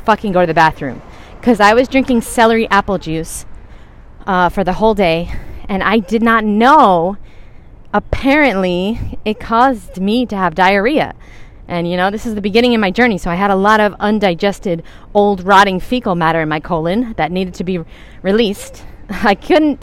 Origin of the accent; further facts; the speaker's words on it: New York, United States; I'm from New York. We talk really fast